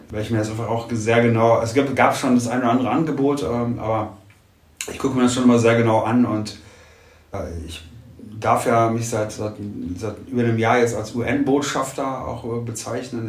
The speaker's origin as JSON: {"language": "German", "country": "Germany", "said": "als Deutscher"}